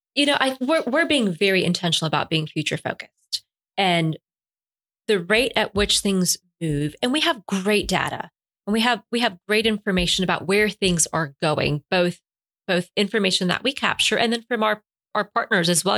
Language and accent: English; Puerto Rico; English is a second language; now in Albany, United States; My family emigrated from Cuba during the Cuban Revolution. They moved ultimately to Miami and then to Puerto Rico, where I was born